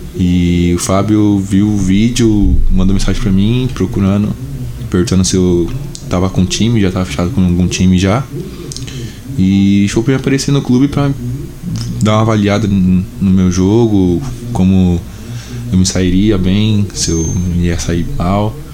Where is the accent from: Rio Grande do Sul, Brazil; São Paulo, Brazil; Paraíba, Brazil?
São Paulo, Brazil; eu sou de São Paulo